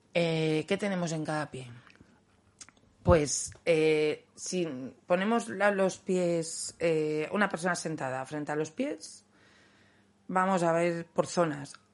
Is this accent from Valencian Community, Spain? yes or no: yes; Valencian-speaking village, Valencian Community, Spain; En, valenciano hay un dicho que dice, por lo menos en mi pueblo